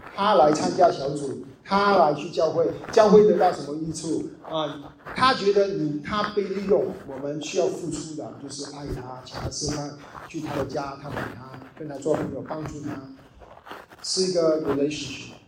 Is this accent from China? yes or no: yes; China; 因为我们是中国人，很多 background，我们是无神论的 background